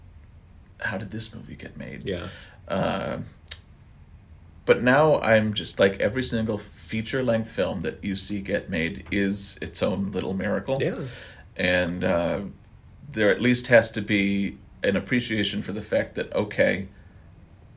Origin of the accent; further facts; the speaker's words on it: Wisconsin, United States; now in California, United States; I'm from Wisconsin